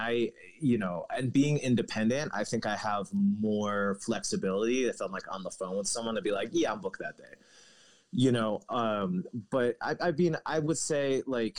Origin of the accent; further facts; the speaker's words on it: District of Columbia, United States; moved away as an adult; also born or lived in Montana / Seattle, Washington; now in New Mexico, United States; growing up outside of DC